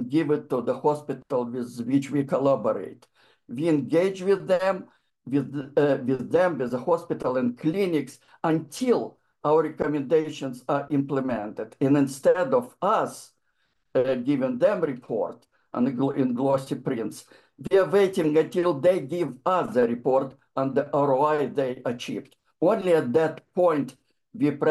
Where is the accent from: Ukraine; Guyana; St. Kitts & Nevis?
Ukraine; moved away as an adult; now in United States; I'm from the Soviet Union, particularly in Ukraine. And I came to United States in 1988